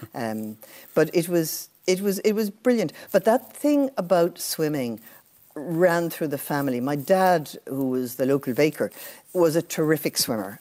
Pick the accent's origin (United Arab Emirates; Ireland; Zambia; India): Ireland; Borris, Leinster; moved away; growing up in a village is brilliant